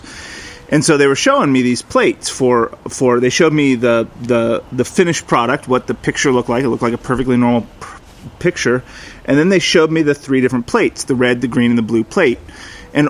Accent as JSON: {"language": "English", "area": "the Northwest", "region": "Pacific Northwest", "country": "United States", "tie": "born or raised there", "moved": "yes", "said": "we grew up in the Northwest"}